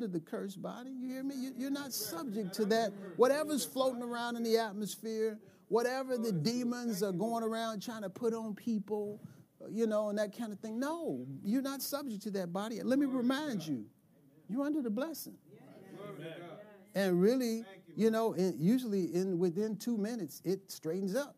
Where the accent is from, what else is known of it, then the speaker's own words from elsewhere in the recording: United States; So I'm 11 years old, right? I'm an American kid